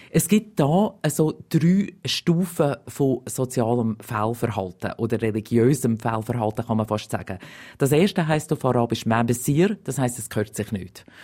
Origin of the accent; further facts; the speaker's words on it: Glarus, Switzerland; Es erinnert mich ein bisschen ähm, an meine Heimat, also im Glarnerland. Wenn ich früher irgendwo auf der Straße rumgelaufen bin